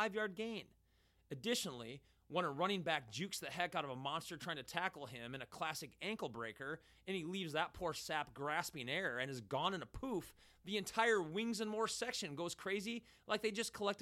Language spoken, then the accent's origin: English; United States; we as American soccer watchers